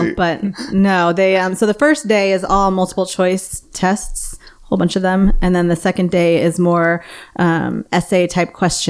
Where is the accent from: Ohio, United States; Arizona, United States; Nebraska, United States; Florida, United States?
Nebraska, United States; Omaha; now in Fort Worth, United States; I'm actually from Omaha, Nebraska